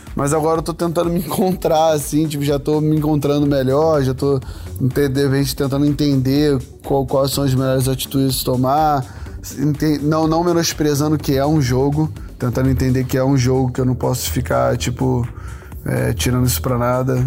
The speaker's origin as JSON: {"language": "Portuguese", "region": "Rio de Janeiro", "country": "Brazil", "tie": "born or raised there", "said": "nascido e criado em Curicica, Jacarepaguá, Rio de Janeiro"}